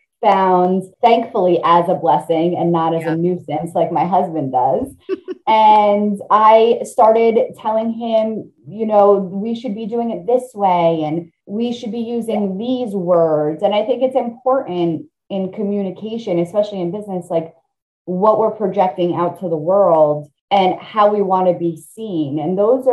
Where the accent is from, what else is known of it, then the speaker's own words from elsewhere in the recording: Italy; moved away; We were immigrants. I'm an immigrant. I was born in Italy.